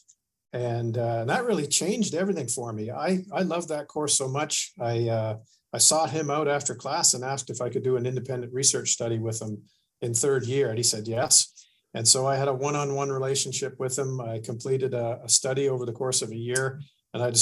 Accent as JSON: {"language": "English", "region": "Ontario", "country": "Canada", "tie": "born or raised there", "also_born_or_lived": "Nova Scotia", "moved": "as an adult", "said": "I was born and raised in Ontario"}